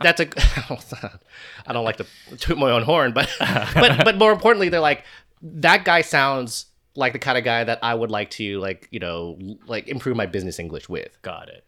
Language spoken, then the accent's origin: English; United States; as an American